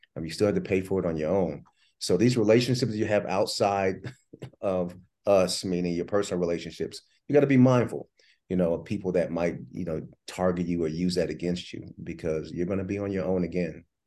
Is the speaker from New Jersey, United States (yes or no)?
yes; New Jersey, United States; I was born in Jersey